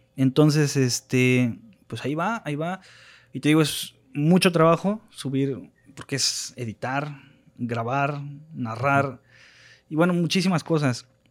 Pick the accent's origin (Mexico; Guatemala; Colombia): Mexico; como mexicanos